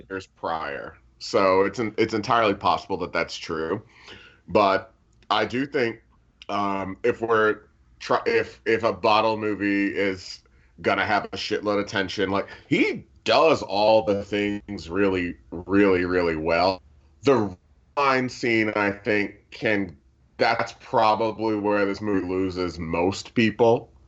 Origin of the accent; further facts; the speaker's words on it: United States; I'm American